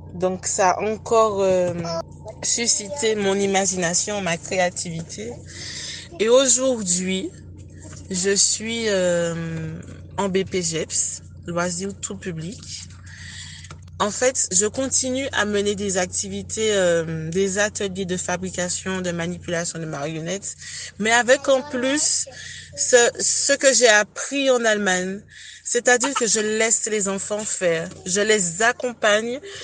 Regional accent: Le Lamentin, Martinique; Je viens du Lamantin, en Martinique, plus précisément de Place d'Armes

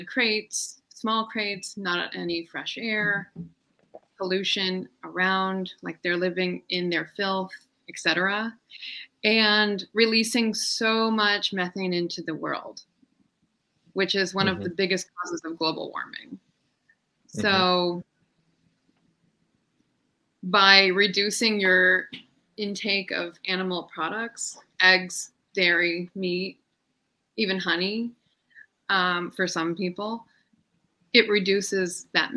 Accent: Columbus, Ohio, United States; I'm from Columbus, Ohio.

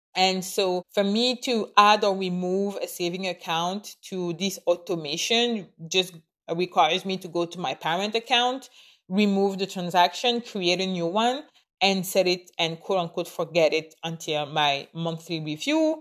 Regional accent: Canada; I am Canadian. I live in Canada. I am a Canadian citizen

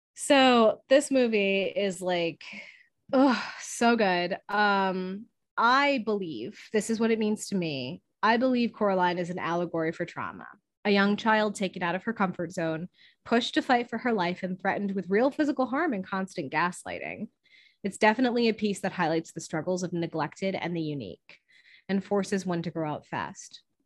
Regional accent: Scranton, Pennsylvania, United States; accent: Scranton; moved away; my Scranton accent

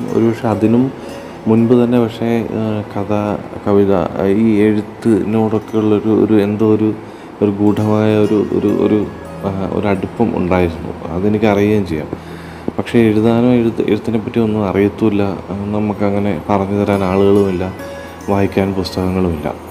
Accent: Keezhpally, Kerala, India; കണ്ണൂർ ജില്ലയിലെ കീഴ്പ്പള്ളി എന്ന ചെറിയ ഗ്രാമത്തിലാണ് ഞാൻ ജനിച്ചത്

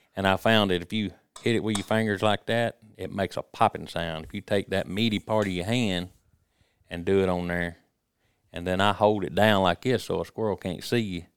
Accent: Jasper County, Mississippi, United States; I was born and raised in Jasper County, Stranger area

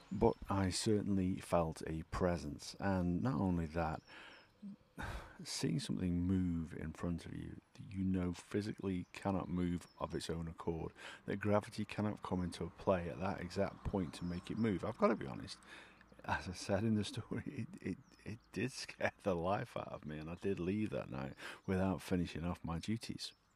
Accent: Alsager, North West England, United Kingdom; my hometown of Allsager in South Cheshire

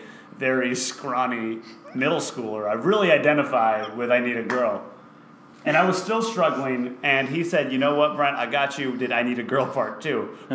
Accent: East Coast, United States; because I'm from the East Coast.

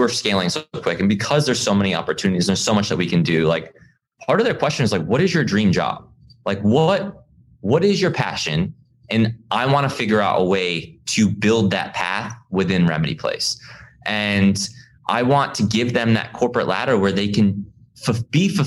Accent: East Coast, United States; I grew up on the East Coast

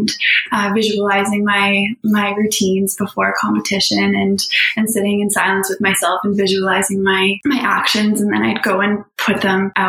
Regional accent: Halifax, Nova Scotia, Canada; I grew up here in Halifax, Nova Scotia, in Kearney Lake, and I had a really magical childhood

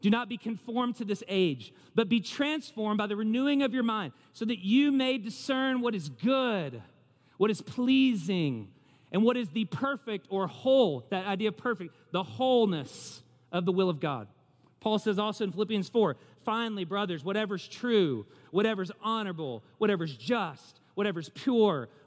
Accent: the South, United States; I'm putting myself out there as a Southerner.

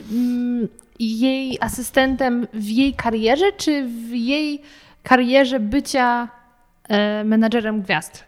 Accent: near Wrocław, Lower Silesian Voivodeship, Poland; pochodzę z okolic Wrocławia

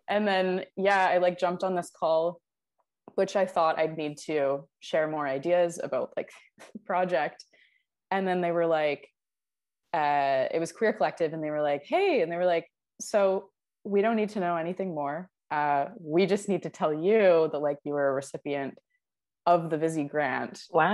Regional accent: Vancouver, British Columbia, Canada; also born or lived in Toronto; I'm from Vancouver, but all of my like university connections and friendships are mostly based in Toronto

